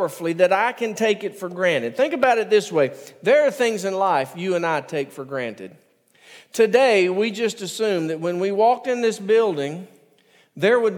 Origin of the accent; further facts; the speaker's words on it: United States; also born or lived in Jordan; I'm American